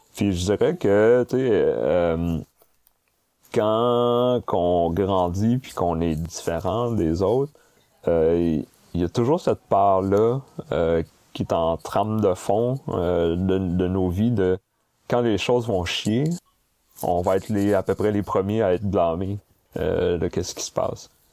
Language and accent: French; Sherbrooke, Quebec, Canada; moved away as an adult; also born or lived in Montreal; je suis né à Sherbrooke en 79. Et j'ai grandi à Sherbrooke jusqu'à mes 19 ans, où est-ce que je suis monté à Montréal ensuite pour faire mes études universitaires.